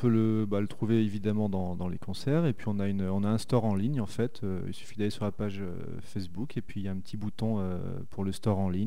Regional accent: Saint-Étienne, Auvergne-Rhône-Alpes, France; Je suis stéphanois.

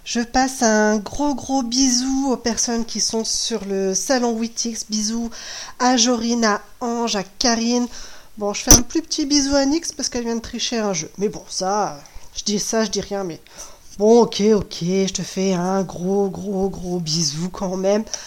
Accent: Brittany, France; chez nous en Bretagne

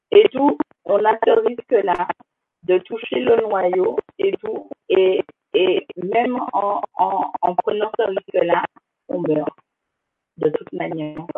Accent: Guadeloupe, France; Je suis originaire de la Guadeloupe, également ma mère.

